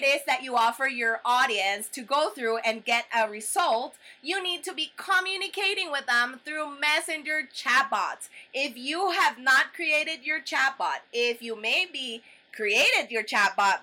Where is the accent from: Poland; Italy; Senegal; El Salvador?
El Salvador; I'm from El Salvador